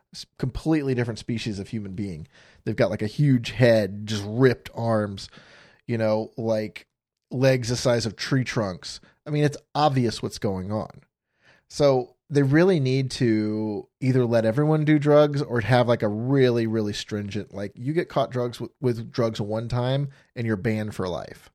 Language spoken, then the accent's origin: English; Florida, United States; moved away as an adult; also born or lived in Phoenix, Arizona; I grew up in Florida